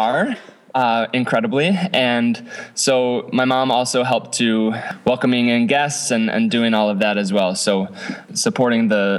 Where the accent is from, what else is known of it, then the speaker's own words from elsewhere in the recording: Madagascar; My parents were missionaries in the 80s and early 90s. So I grew up in Madagascar.